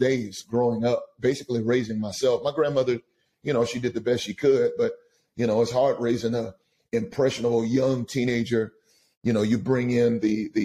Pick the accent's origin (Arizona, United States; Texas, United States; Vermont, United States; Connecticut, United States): Texas, United States; Austin; now in Pasadena, United States; I'm from Austin, Texas. I'm a Longhorn, and so that's where I'm from. I grew up, unfortunately, I grew up typically in a broken home.